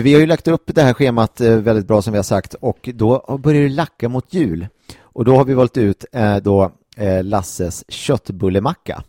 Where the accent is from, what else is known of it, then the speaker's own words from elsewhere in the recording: Gimo, Uppsala County, Sweden; på eh, Östermalmshem i Gimo, eh, där jag kommer ifrån